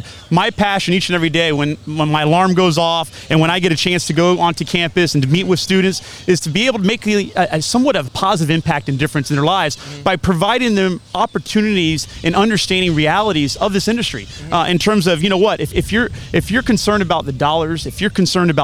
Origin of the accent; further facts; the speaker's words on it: Titusville, Florida, United States; also born or lived in South Carolina / California; I grew up in Titusville, went to Ashland